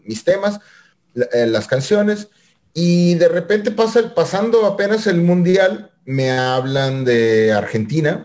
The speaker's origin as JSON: {"language": "Spanish", "town": "Monterrey", "region": "Nuevo León", "country": "Mexico", "tie": "born or raised there", "said": "rayados del Monterrey de donde soy acá originario"}